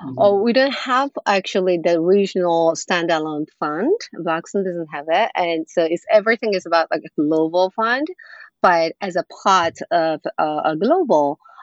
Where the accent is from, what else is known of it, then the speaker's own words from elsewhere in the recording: Nagoya, Aichi, Japan; English is a second language; moved away as an adult; also born or lived in Moscow / Washington, D.C. / New York; now in Tokyo, Japan; So I grew up a small or a mid city in Nagoya in Japan. So that's where my hometown is. And afterwards, I went to college in Tokyo.